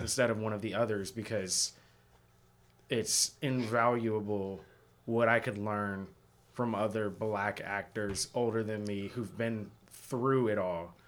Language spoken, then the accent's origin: English; Seattle, Washington, United States; moved away; I'm from Seattle originally